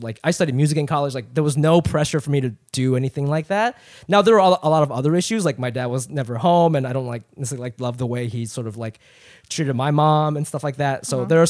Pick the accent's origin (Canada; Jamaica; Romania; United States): United States; Ohio; moved away as an adult; also born or lived in Japan / New York; I'm from Japan. I grew up in Ohio. I moved there when I was 8. I went to school in New York, so I moved there when I was 18.